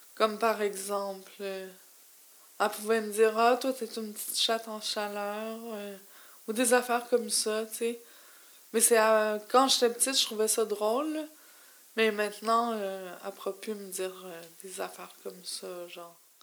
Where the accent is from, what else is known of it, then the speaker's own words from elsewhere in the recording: Montreal, Quebec, Canada; je suis native de Montréal